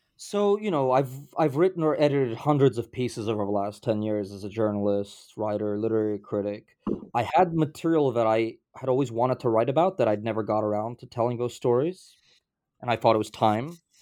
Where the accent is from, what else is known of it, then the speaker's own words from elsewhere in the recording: New York City, New York, United States; my childhood growing up in Brooklyn, uh, pre-gentrification Brooklyn in the nineteen nineties